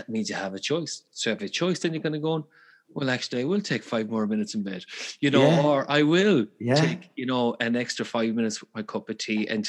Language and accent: English; Galway, Connacht, Ireland; I'm from Galway, so we speak quickly as well.